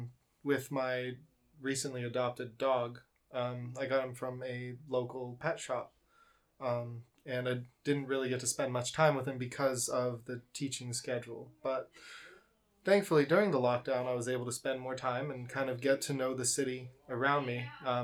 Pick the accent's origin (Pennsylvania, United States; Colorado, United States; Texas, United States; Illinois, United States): Colorado, United States; moved away as an adult; now in Ningbo, China; I'm from Colorado in the United States. And I came here to teach English at my old high school.